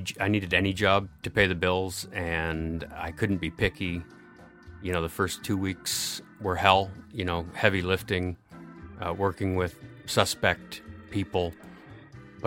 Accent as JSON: {"language": "English", "town": "Addison", "region": "Ontario", "country": "Canada", "tie": "born or raised there", "moved": "yes", "lives_now": "Guelph, Canada", "said": "I grew up outside of Brockville, Ontario, in a little village called Addison"}